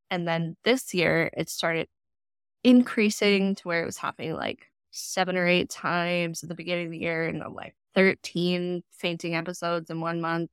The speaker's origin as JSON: {"language": "English", "region": "Colorado", "country": "United States", "tie": "born or raised there", "also_born_or_lived": "California / Washington", "moved": "as an adult", "lives_now": "Portland, United States", "said": "I was born in California and then Colorado through most of elementary and high school"}